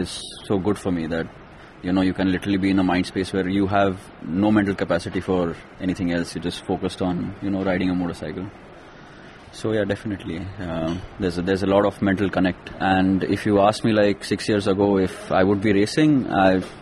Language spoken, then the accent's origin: English; Kolhapur, Maharashtra, India; I grew up in Kolhapur.